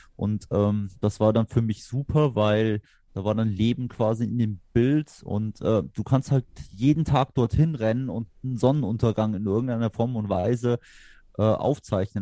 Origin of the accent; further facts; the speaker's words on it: Saarbrücken, Saarland, Germany; moved away; ich komme ja eigentlich theoretisch aus der Stadt, aber das ist halt Jahrhunderte her.